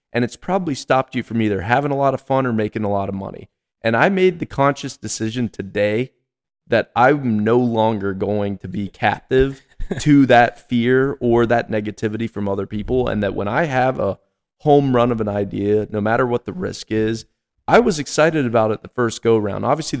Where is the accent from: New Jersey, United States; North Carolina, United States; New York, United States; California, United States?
North Carolina, United States; also born or lived in Texas; And grew up in North Carolina my entire life.